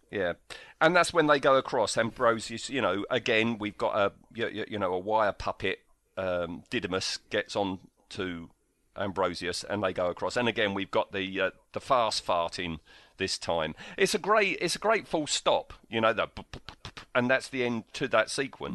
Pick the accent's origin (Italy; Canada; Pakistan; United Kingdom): United Kingdom; we're British